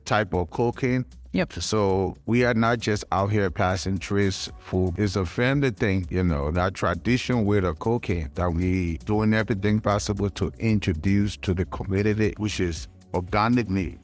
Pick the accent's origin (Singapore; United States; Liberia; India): Liberia; moved away; also born or lived in Ghana; my native country, I'm from Liberia.